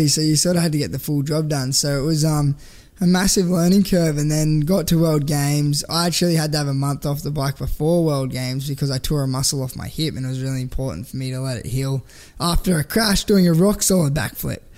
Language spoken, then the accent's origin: English; Canberra, Australian Capital Territory, Australia; moved away as an adult; now in Gold Coast, Australia; I grew up in Canberra